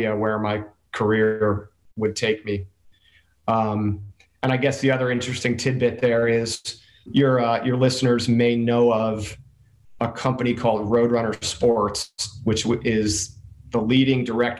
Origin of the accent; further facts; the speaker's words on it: Jersey Shore, New Jersey, United States; now in San Diego, United States; I was born and raised in New Jersey on the Jersey Shore